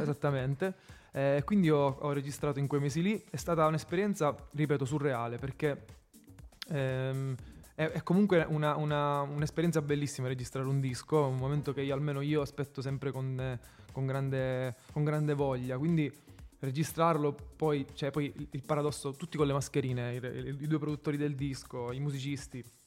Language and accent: Italian; Sicily, Italy; moved away as an adult; now in Rome, Italy; Io stesso sono un fuori sede, sono siciliano, vivo ormai a Roma da sei anni